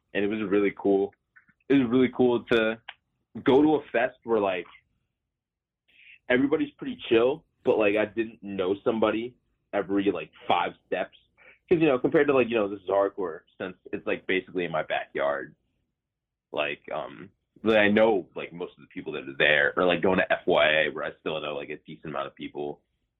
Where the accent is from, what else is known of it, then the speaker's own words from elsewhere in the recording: Colorado, United States; I mean, considering that I'm from Colorado, I feel like hot is like 90, I guess like high 80s.